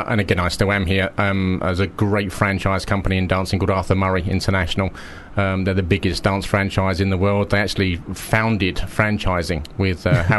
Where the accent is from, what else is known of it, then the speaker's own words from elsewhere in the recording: Romford, London, United Kingdom; can you believe that I'm from Romford?